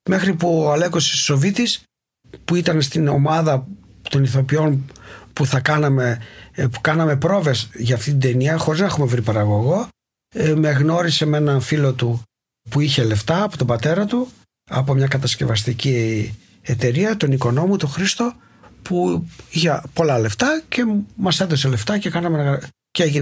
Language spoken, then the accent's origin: Greek; Greece; moved away as an adult; now in Berlin, Germany; Έφυγα από την Ελλάδα μαζί με την Ρενάτη, την τότε γυναίκα μου, που, που ήταν η Γερμανίδα, την γνώρισα στην Έγινα. Ε, και ήθελε και αυτή να φύγει οπότε το συζητήσαμε και είπαμε ωραία πάμε Βερολίνο